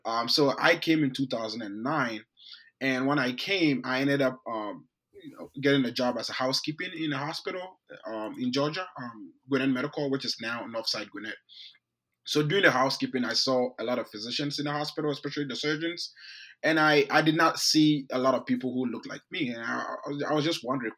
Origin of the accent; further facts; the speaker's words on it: Ghana; moved away; I grew up in Ghana, um, in West mm-hmm. Africa.